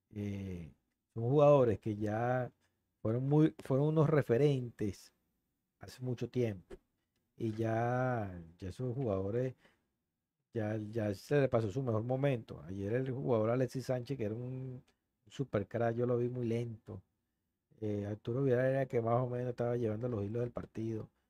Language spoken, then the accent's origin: Spanish; Venezuela; nosotros como venezolanos